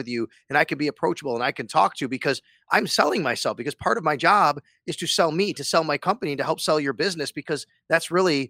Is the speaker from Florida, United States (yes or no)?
no; Cheektowaga, New York, United States; I came from an Italian, my dad was an Italian immigrant. We grew up very poor in Cheektowaga.